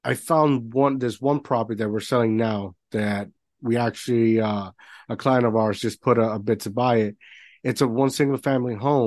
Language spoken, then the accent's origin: English; Puerto Rico; moved away; I grew up in Puerto Rico